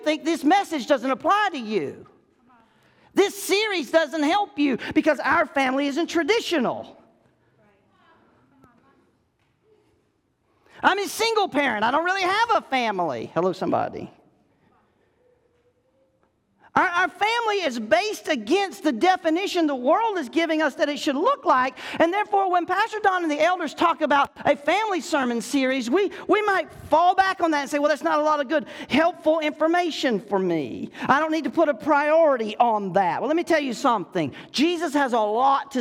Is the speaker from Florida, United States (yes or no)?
yes; Florida, United States; growing up in Florida on what we called Smith Hill